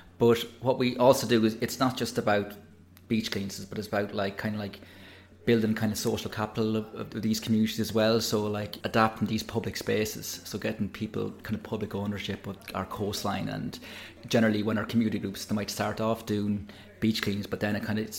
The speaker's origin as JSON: {"language": "English", "area": "Offaly", "region": "Leinster", "country": "Ireland", "tie": "born or raised there", "moved": "yes", "said": "I'm originally from Offaly, so okay. People are wondering how a landlocked person ended up working in the coast."}